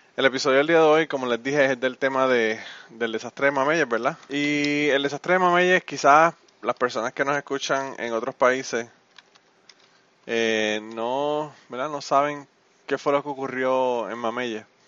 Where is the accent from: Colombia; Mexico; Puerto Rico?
Puerto Rico; Utuado; mi pueblo, mi pueblo de Utuado